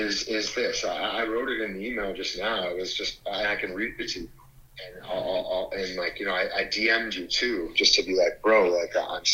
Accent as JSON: {"language": "English", "country": "Canada", "said": "Like, I am Canadian."}